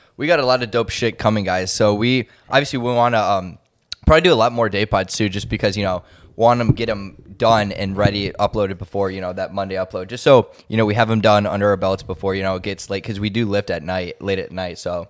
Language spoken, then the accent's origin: English; Cleveland, Ohio, United States; I'm from Cleveland